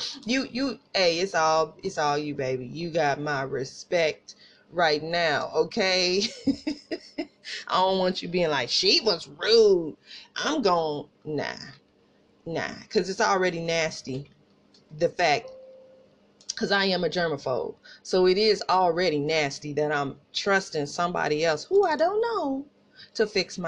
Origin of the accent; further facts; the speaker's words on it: Tulsa, Oklahoma, United States; accent: country accent; We were raised Northside, Tulsa